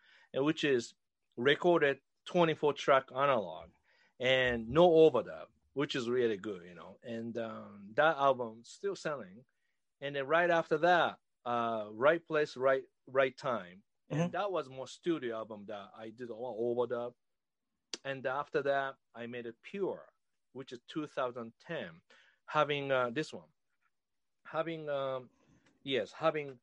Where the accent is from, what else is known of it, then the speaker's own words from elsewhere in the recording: Japan; moved away as an adult; now in Boston, United States; I was born in Japan, but then I came to United States when I was 21 and right direct to Boston